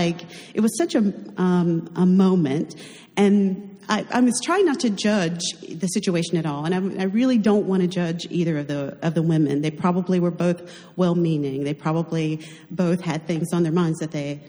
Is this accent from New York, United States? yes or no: no; North Carolina, United States; I'm from North Carolina